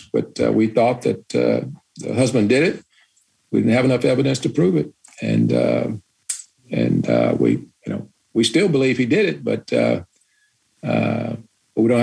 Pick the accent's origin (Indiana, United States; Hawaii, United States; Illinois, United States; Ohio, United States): Illinois, United States; Chicago; I grew up in Chicago in the 60s doing integration